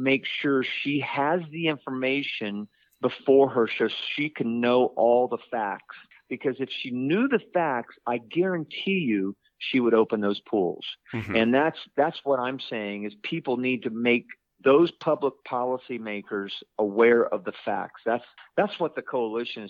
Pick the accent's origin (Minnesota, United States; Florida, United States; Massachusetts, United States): Florida, United States; Orlando; I'm from Orlando, Florida.